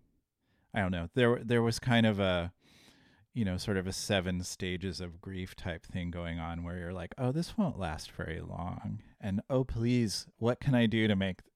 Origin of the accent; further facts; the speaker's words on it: Puyallup, Washington, United States; now in Portland, United States; I'm from just up north. I grew up in Puyallup, Washington.